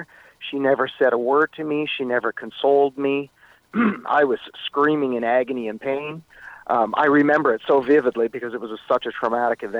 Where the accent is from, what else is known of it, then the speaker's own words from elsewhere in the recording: Meaford, Ontario, Canada; moved away as an adult; also born or lived in Etobicoke, Toronto / California; by the time kindergarten started, I moved up to the small town of Meaford on Georgian Bay